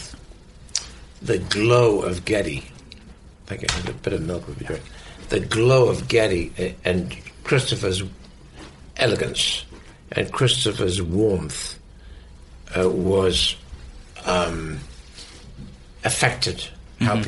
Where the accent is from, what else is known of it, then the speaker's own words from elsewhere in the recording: the north of England, United Kingdom; So being British, I'm the opposite. Because I'm from the north of England